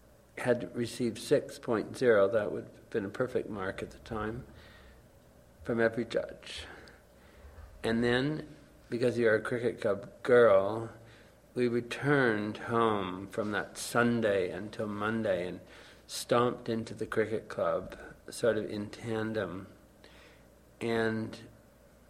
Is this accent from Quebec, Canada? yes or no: yes; Baie-D'Urfé, Quebec, Canada; I'm suburban from Montreal, Bay d'Urfey